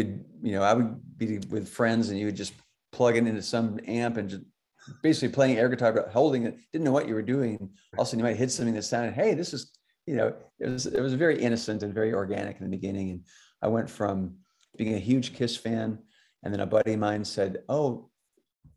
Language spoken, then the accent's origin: English; Alaska, United States; I grew up in Alaska